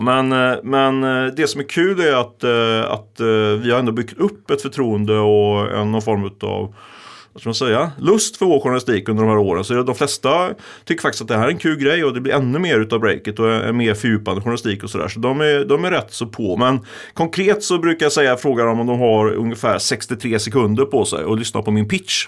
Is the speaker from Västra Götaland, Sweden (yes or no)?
yes; Ljungskile, Västra Götaland, Sweden; moved away; Där jag kommer från, Ljungskile